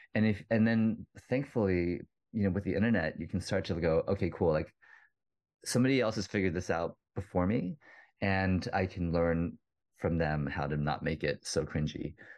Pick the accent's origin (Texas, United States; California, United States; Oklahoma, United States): Texas, United States; the songwriter side of me, the part I grew up in Texas with, like all the songwriters I listened to, the people I would see live a lot, because if you're in Houston or Austin